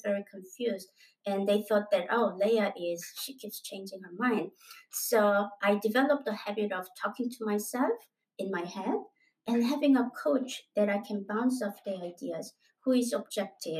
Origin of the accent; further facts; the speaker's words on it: South Korea; moved away as an adult; also born or lived in United States; I am originally from Korea and then I migrated into the U.S.